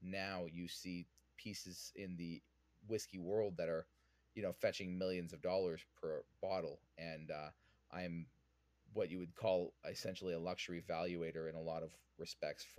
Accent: Vancouver, British Columbia, Canada; I'm originally from Vancouver, born and raised

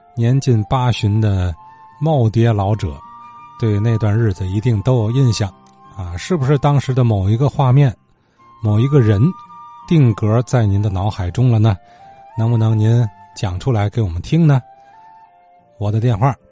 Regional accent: Tianjin, China; 咱们天津人

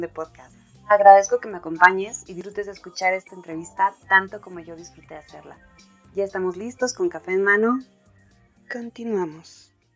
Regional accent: Mexico; cómo lo vivimos acá en México

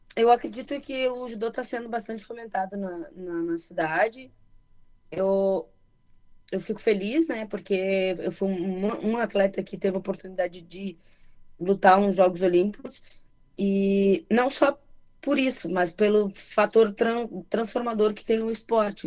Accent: Santa Maria, Rio Grande do Sul, Brazil; also born or lived in Júlio de Castilhos; Eu nasci em Júlio de Castilhos, né? Mas eu cresci em Santa Maria

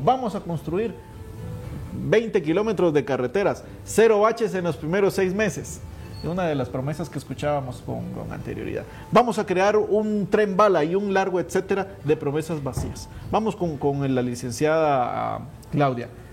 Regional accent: Guatemala; como Guatemala, como guatemaltecos y como país

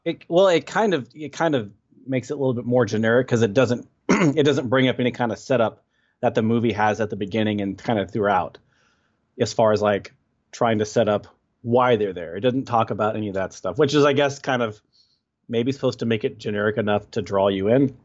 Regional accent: Texas, United States; I'm from Texas, and I'm living in Texas currently

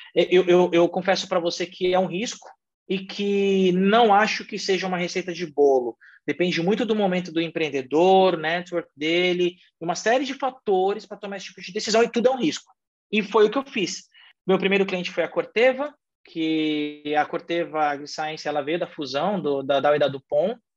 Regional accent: São Paulo, Brazil; also born or lived in São Caetano do Sul; Sou daqui de São Paulo, sou natural de São Paulo

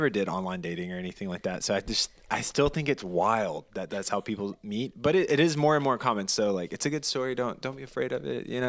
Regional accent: Mississippi, United States; born or raised there

